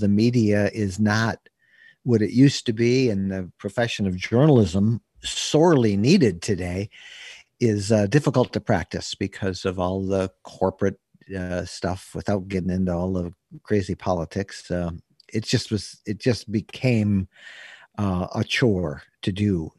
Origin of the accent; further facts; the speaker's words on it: Bay City, Michigan, United States; When I was twelve years old, growing up in Bay City, Michigan